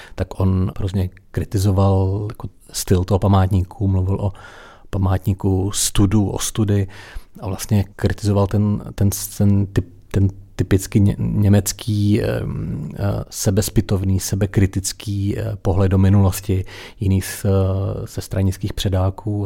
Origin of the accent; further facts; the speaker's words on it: Czechia; jako rodilý Krušnohorec